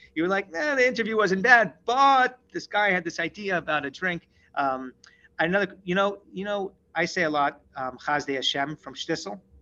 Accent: Seattle, Washington, United States; that's my hometown

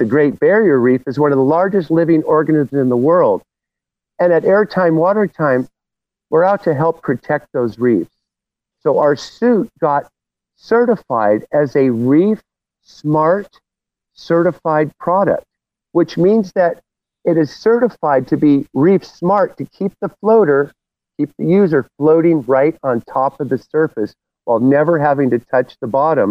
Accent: Santa Barbara, California, United States; I was born and raised in Santa Barbara

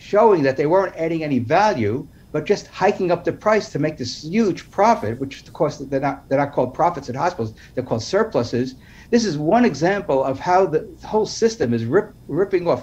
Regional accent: New York City, New York, United States; growing up in New York City in the 1960s

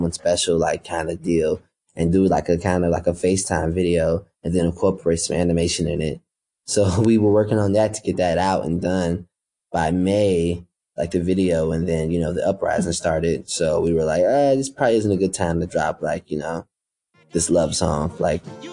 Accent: Chicago, Illinois, United States; I'm coming from Chicago

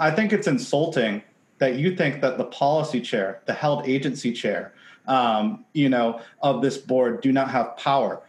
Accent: Seattle, Washington, United States; I'm from Seattle. I spent my entire career in advertising, ten years in Seattle

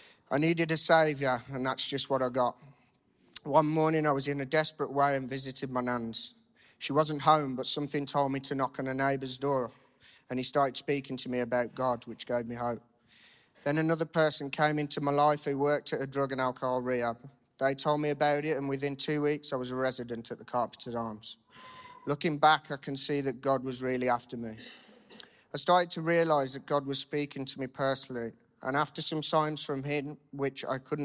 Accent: Cannock, West Midlands, United Kingdom; I'm 27 from Cannock, Staffordshire

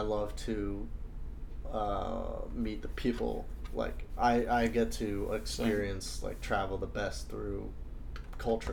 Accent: New York City, New York, United States; I'm from New York City

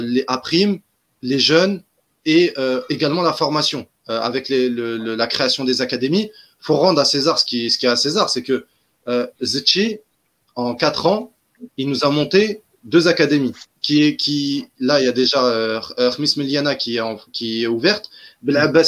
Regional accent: Algeria; chez nous, en Algérie

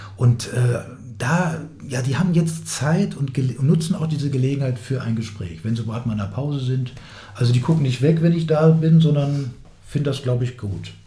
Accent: Hanover, Lower Saxony, Germany; also born or lived in Hildesheim; ich bin ja in Hannover aufgewachsen, in Hildesheim zwar geboren

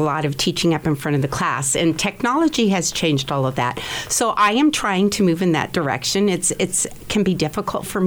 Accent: Hays, Kansas, United States; I grew up here in Hayes

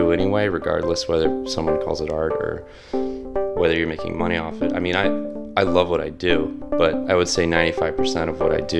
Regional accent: Delaware, United States; I grew up in Delaware

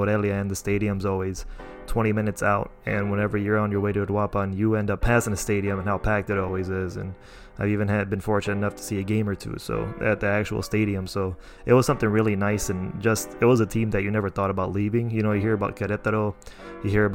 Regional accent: Chicago, Illinois, United States; growing up, I grew up in Chicago

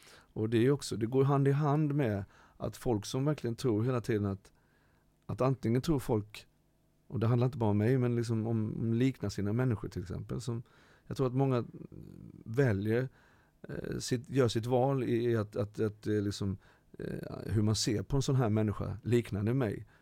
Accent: Halmstad, Halland County, Sweden; also born or lived in Ecuador; jag har vuxit upp med min mamma i Halmstad

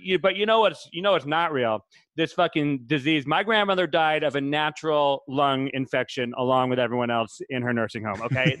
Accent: New England, United States; I love controversy. I'm from New England. I know about sports like badminton.

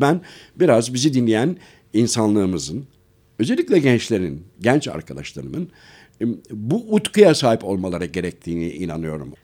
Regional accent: Şavşat, Artvin, Turkey; moved away; also born or lived in Ankara; Artvinliyim ben

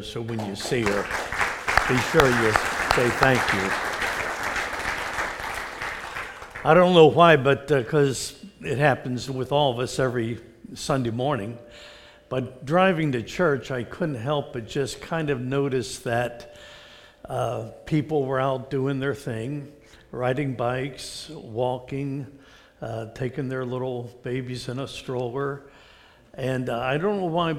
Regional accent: Mount Lebanon, Pennsylvania, United States; I was raised in the Presbyterian Church in Mount Lebanon outside of Pittsburgh

